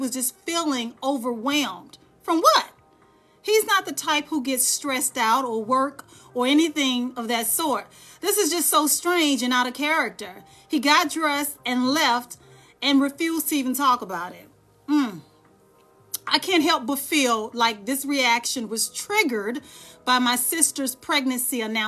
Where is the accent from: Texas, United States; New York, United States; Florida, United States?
Texas, United States; Dallas; now in Charlotte, United States; I'm born and bred Texan. I'm from Dallas, Texas. I just live here in Charlotte.